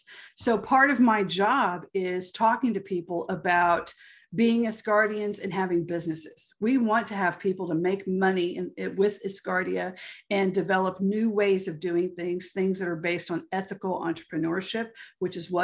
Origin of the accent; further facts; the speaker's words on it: Galveston, Texas, United States; I'm from Galveston, Texas. But it is hot and steamy here